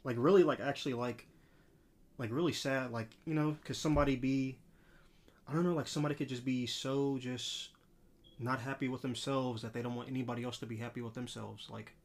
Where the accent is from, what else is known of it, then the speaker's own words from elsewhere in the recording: Los Angeles, California, United States; especially growing up in L A, like, I'm from South Central L